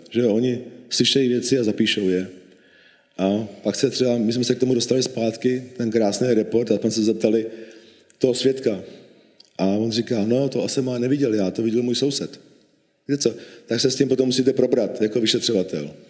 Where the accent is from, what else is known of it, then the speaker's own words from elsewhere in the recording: Bohemia, Czechia; born there; protože můj otec byl Slovák a já jsem Čech, já jsem narodil v Čechách. Pro mě Československo bylo přirozeně, eh, přirozený stát, v kterém jsem vyrůstal.